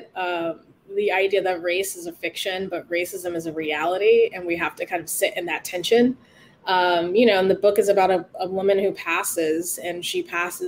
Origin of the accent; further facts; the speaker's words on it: Oceanside, California, United States; I grew up in Oceanside